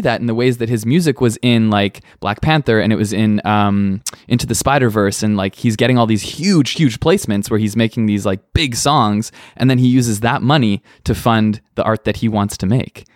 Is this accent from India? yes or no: no; Manitoba, Canada; now in Hamilton, Canada; I was in a hardcore band growing up in Manitoba